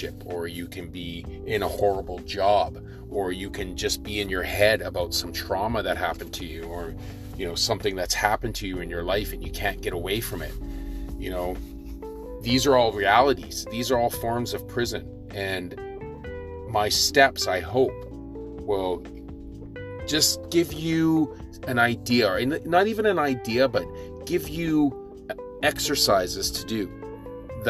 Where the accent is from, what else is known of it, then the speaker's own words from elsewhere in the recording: Victoria, British Columbia, Canada; growing up in Victoria